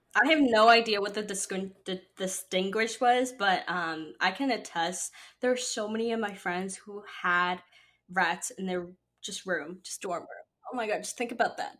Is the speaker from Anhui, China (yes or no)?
no; Shanghai, China; now in New York City, United States; I grew up in Shanghai, which is a very, very international, like big city